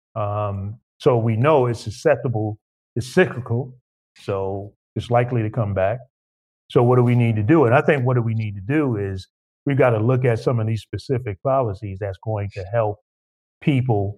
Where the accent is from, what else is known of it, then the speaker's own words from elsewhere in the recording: New York, United States; as a New Yorker growing up, you know, in New York